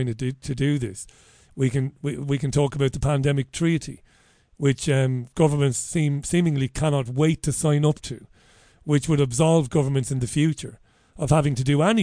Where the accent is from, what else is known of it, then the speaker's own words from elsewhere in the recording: Ireland; I'm an Irish guy